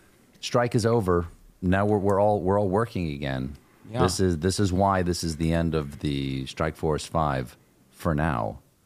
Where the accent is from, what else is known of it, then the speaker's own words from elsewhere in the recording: Charleston, South Carolina, United States; I'm from Charleston, South Carolina